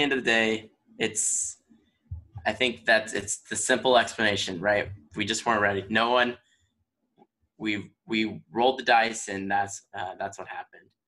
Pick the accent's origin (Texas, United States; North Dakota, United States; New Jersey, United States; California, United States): Texas, United States; also born or lived in Michigan; now in Virginia, United States; I'm from Texas